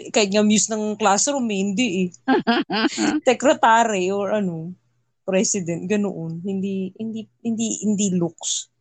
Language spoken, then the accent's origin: Tagalog; Philippines; moved away; where are you from? Philippines